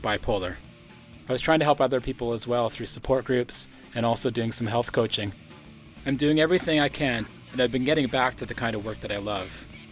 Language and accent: English; Powell River, British Columbia, Canada; I was born in Powell River, a small coastal town in British Columbia, Canada.